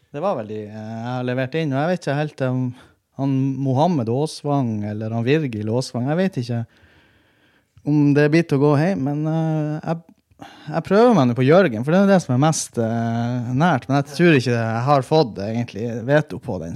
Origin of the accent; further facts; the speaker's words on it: Andøya, Nordland, Norway; now in Tromsø, Norway; jeg er fra Andøya og bor i Tromsø.